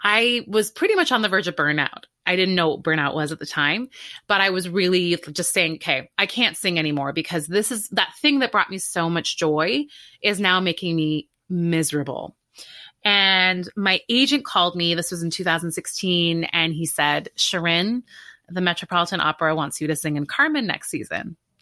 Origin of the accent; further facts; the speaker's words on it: Canada; moved away as an adult; now in New York, United States; I grew up in Canada